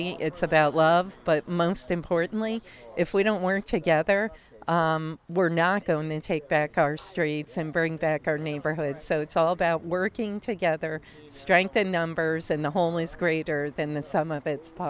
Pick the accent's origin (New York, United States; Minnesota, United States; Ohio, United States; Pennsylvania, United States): New York, United States; Troy; I'm born and raised in Troy, Jacob. Never left, and I love Troy. It's in my DNA. I actually was born in North Central, a couple blocks south of here.